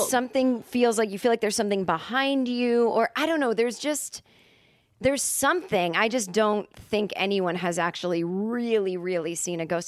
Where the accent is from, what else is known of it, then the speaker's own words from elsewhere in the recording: Massachusetts, United States; now in Los Angeles, United States; growing up in Massachusetts where everything is just so old